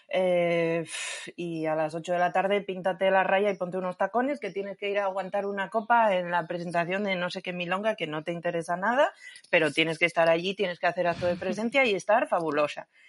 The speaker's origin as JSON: {"language": "Spanish", "region": "Asturias", "country": "Spain", "said": "soy de Asturias"}